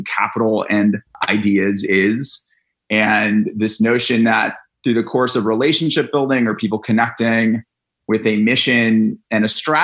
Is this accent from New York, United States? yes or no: no; Atlanta, Georgia, United States; We grew up in Atlanta, Georgia, and we moved back in. I moved back home with mom and dad